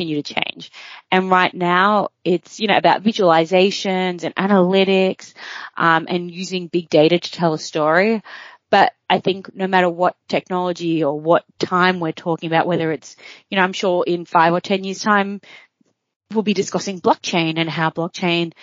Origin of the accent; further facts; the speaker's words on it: Australia; moved away as an adult; also born or lived in New York; As an Aussie living overseas